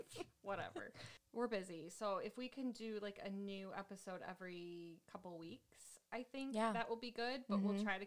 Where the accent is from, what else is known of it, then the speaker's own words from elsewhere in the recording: Metro Detroit, Michigan, United States; we are from Metro Detroit in Michigan. We're like 40 minutes north of Detroit